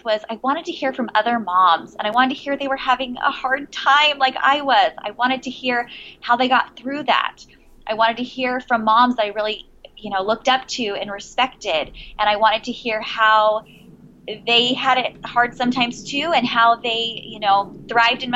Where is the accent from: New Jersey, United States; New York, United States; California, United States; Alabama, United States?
California, United States; San Diego; also born or lived in Virginia; I'm originally from San Diego, California. I was born in Southern California and raised in San Diego.